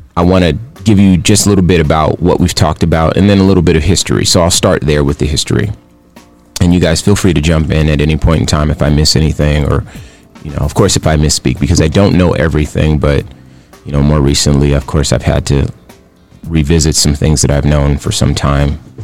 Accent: Compton, California, United States; now in Phoenix, United States; Phoenix is my home, but I was born in Compton, California

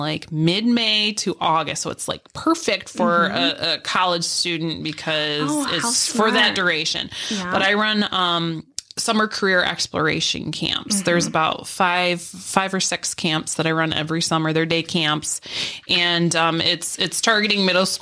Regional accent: Pavilion, New York, United States; I'm from Pavilion originally.

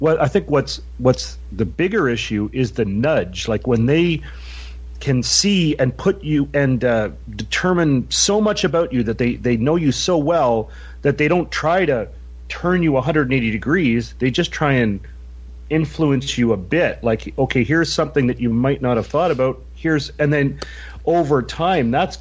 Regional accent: Canada

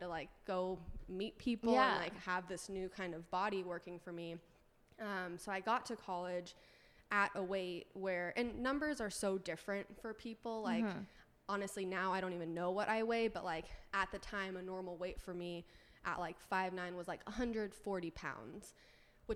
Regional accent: Orange County, California, United States; also born or lived in San Diego; growing up in Orange County, going to college in San Diego, which is where I went to school

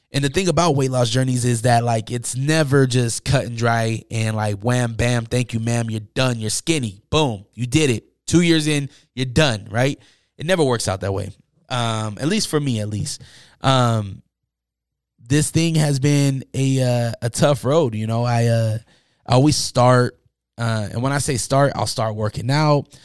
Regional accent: Salt Lake City, Utah, United States; growing up in Utah and Salt Lake City

